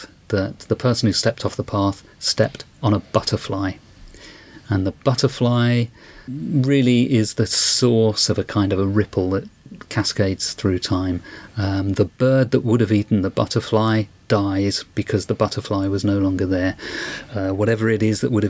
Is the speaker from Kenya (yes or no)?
no; United Kingdom; accent: British; people may have guessed from my accent that I'm British.